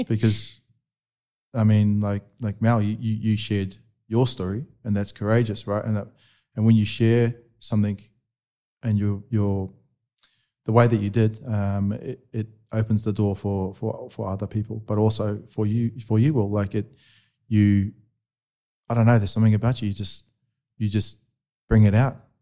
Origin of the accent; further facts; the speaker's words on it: New Zealand; where I was a bit younger, growing up in New Zealand